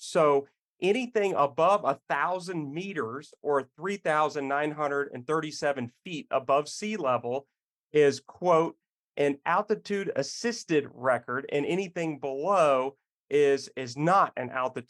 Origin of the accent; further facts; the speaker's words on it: Denver, Colorado, United States; I grew up skiing in Denver. That's actually where I started skiing.